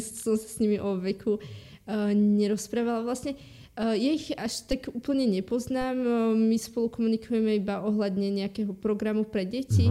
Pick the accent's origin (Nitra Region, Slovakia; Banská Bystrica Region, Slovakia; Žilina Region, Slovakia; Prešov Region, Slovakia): Banská Bystrica Region, Slovakia; Hriňová; ja som z Hriňovej, z takého Aha. malého mesta v e, centre